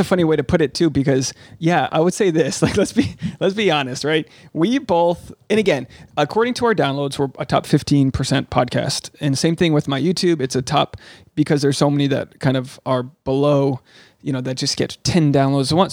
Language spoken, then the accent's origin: English; Rhode Island, United States; I'm from Rhode Island. I'm a New Englander.